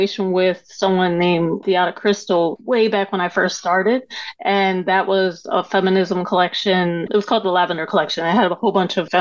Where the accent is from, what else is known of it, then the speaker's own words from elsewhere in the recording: Coatesville, Pennsylvania, United States; moved away as an adult; also born or lived in Philadelphia; I'm actually from Coatesville, Pennsylvania, which is not that far